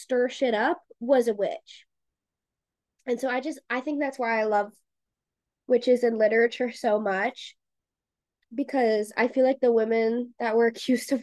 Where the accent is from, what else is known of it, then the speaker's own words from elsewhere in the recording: Salem, Massachusetts, United States; I grew up around Salem